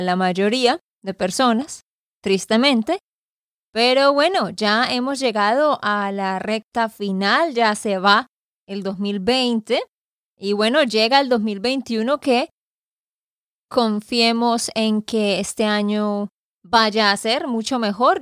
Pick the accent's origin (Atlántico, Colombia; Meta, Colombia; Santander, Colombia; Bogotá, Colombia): Santander, Colombia; de Santander, Colombia